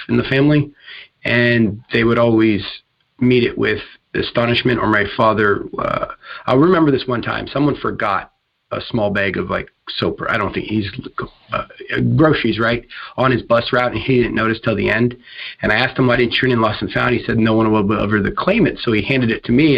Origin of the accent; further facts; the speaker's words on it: Tacoma, Washington, United States; I was born and raised in the Tacoma, Washington area, call it home